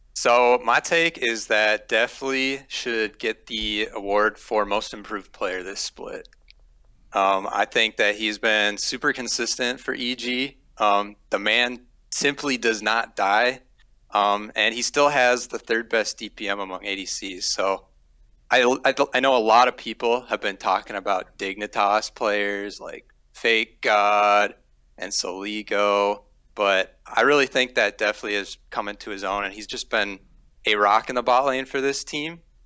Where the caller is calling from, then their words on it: St. Cloud, Minnesota, United States; I'm calling from St. Cloud, Minnesota.